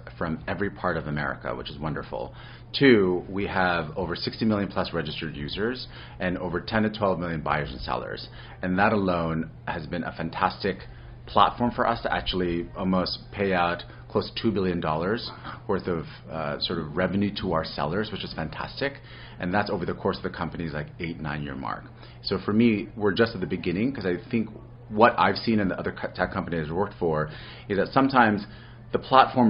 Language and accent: English; New York City, New York, United States; I'm originally from New York City